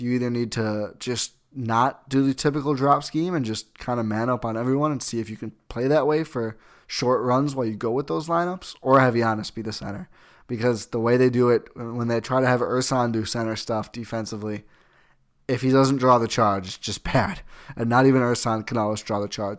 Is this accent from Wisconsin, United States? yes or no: yes; Milwaukee, Wisconsin, United States; also born or lived in Oshkosh; born and raised in Milwaukee, till I was eighteen, and I moved up to Oshkosh